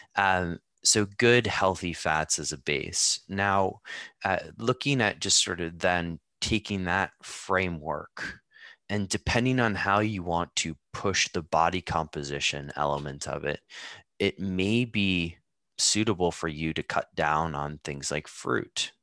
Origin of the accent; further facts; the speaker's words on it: United States; now in Amsterdam, Netherlands; I grew up in the United States